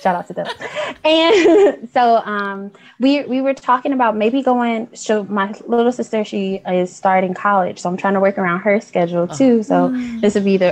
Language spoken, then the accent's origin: English; Detroit, Michigan, United States; I'm from Detroit, Michigan